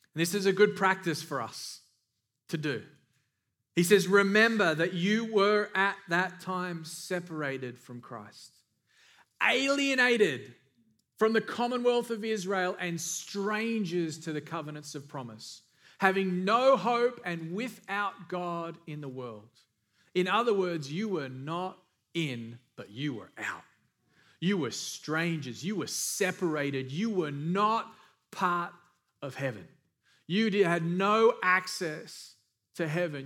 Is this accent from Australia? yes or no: yes; Australia; moved away; I'm from Australia